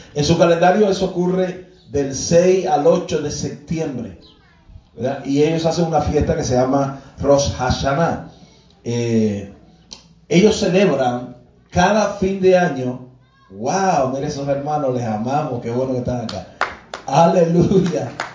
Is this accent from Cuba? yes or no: yes; Cuba; Parte de nuestra idiosincrasia como cubanos